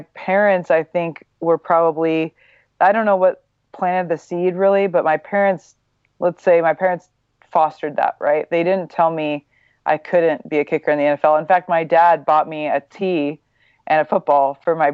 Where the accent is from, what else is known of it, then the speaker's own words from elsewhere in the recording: Midwest, United States; I grew up in the Midwest, very normal